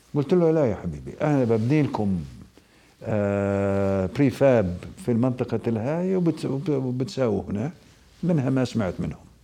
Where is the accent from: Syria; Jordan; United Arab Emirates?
Jordan; Al-Mazar al-Janubi, Karak Governorate; مدينتي انا من منطقه المزار